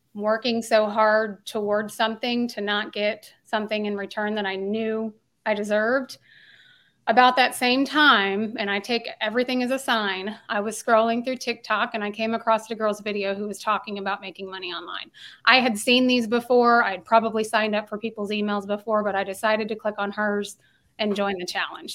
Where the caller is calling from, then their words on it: Tulsa, Oklahoma, United States; I'm calling in from Tulsa, Oklahoma